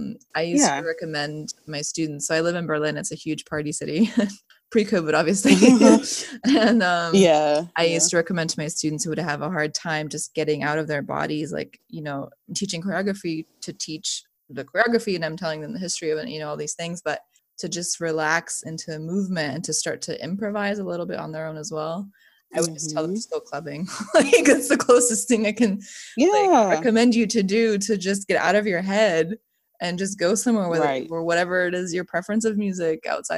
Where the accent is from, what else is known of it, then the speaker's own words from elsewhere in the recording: Bosnia & Herzegovina; born there; I was born in Bosnia, and we have, like, a folk dance that we do at weddings and stuff. That is, I know that.